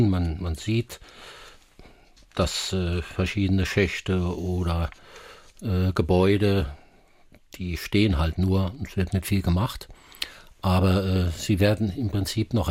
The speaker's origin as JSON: {"language": "German", "region": "Saarland", "country": "Germany", "said": "und ich höre das immer wieder, wenn ich rauskomme in, in Deutschland, wo, wo, die sagen, wo kommst du denn her? Aus also dem Saarland."}